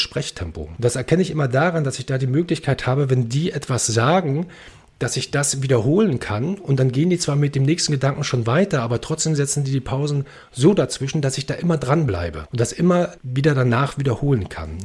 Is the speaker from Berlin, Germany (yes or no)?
yes; Berlin, Germany; now in Brandenburg, Germany; ich bin äh, in Brandenburg geboren, Berlin aufgewachsen, jetzt lebe ich wieder in Brandenburg.